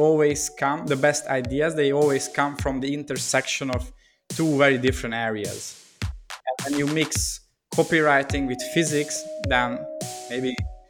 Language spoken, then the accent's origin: English; Budapest, Hungary; English is a second language; So I'm originally from Hungary, Budapest. And during COVID times, I'm here at my home city.